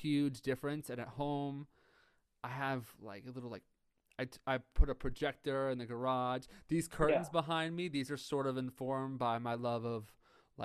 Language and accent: English; New York, United States; I'm from New York